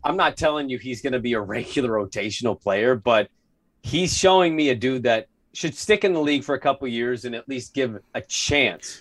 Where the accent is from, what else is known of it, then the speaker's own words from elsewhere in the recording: Portland, Oregon, United States; I grew up in Park Rose